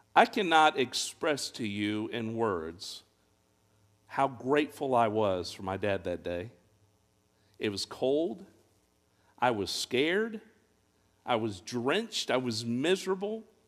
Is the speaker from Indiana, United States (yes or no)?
yes; Fort Wayne, Indiana, United States; I grew up in Fort Wayne, Indiana